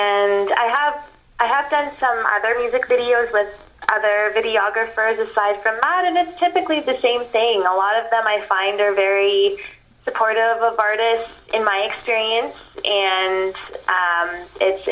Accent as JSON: {"language": "English", "town": "Wasaga Beach", "region": "Ontario", "country": "Canada", "tie": "born or raised there", "said": "growing up in Wasaga Beach"}